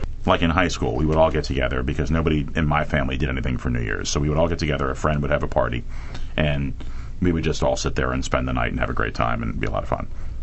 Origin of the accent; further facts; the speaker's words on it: New York City, New York, United States; even though I grew up in New York City